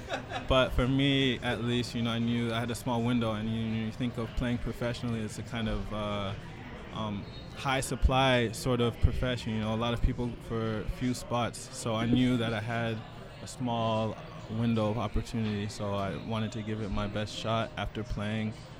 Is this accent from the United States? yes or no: no; Nigeria; moved away; I was born in Nigeria too